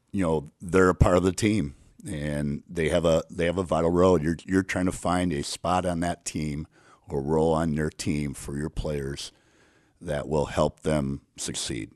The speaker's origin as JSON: {"language": "English", "town": "Crystal Lake", "region": "Illinois", "country": "United States", "tie": "born or raised there", "said": "I grew up in Crystal Lake"}